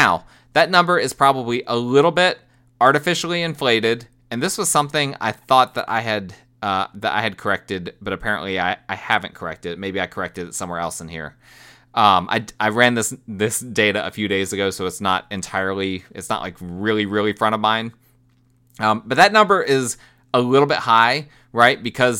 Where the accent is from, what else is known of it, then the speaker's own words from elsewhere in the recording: New Jersey, United States; No, I'm from New Jersey originally, but I am married to a woman from Alabama.